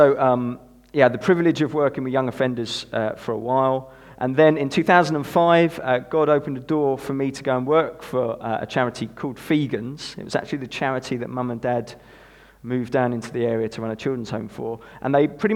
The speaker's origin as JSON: {"language": "English", "town": "Broadstairs", "region": "South East England", "country": "United Kingdom", "tie": "born or raised there", "also_born_or_lived": "Suffolk / Ramsgate / Thanet", "said": "So I grew up in Broadstairs. We moved down from Suffolk when I was 2."}